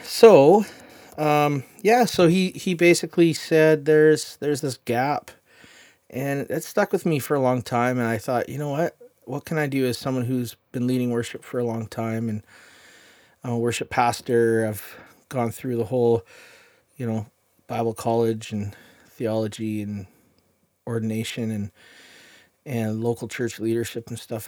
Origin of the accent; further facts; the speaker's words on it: Chilliwack, British Columbia, Canada; I'm from Chilliwack.